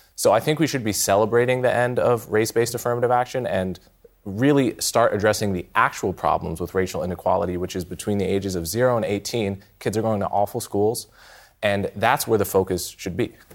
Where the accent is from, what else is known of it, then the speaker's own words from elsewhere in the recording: United States; as an American